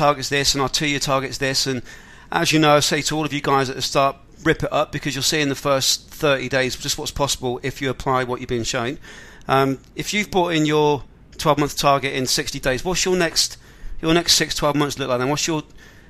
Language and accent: English; England, United Kingdom; I'm not from Australia, from England